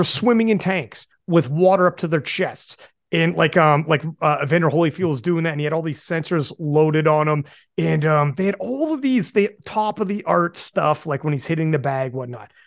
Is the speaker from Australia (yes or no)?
no; Canada; also born or lived in Guelph; I'm from Canada, obviously. I'm in Guelph, actually